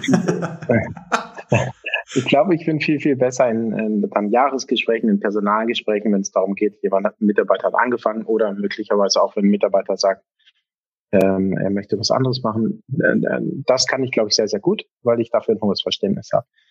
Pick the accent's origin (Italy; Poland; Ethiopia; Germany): Germany; als Deutscher